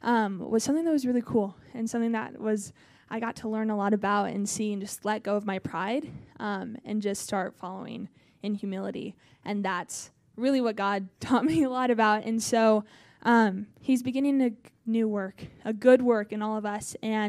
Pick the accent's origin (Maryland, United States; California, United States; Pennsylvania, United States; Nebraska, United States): Nebraska, United States; I'm from Nebraska.